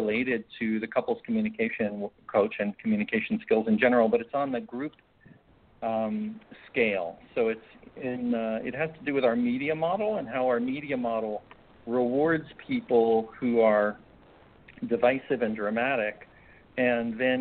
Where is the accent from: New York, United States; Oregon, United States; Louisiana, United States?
New York, United States; rural New York State, United States; now in Maui, United States; grew up in rural New York State.